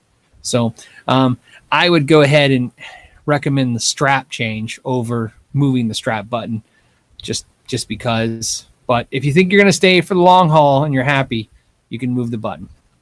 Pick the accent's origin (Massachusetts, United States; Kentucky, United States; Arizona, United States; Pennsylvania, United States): Arizona, United States; Phoenix; in Arizona and in my hometown in the Phoenix area.